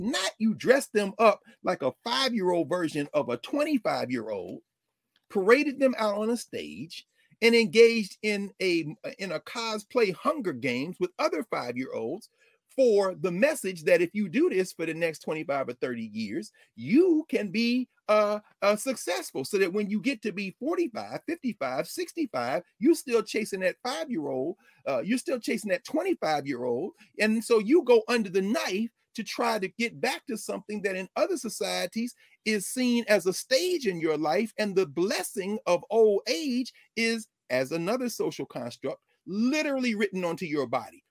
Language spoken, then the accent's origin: English; the South, United States; I grew up in the South.